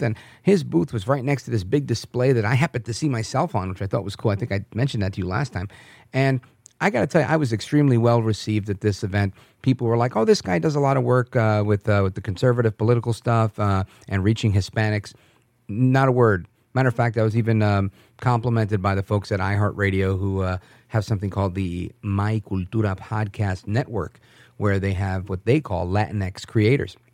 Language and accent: English; New York, United States; moved away; I was born in New York